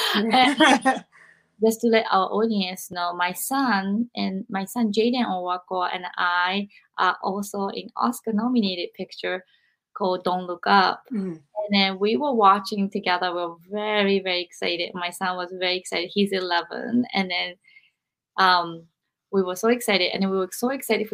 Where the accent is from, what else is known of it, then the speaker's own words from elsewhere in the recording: Japan; growing up in Japan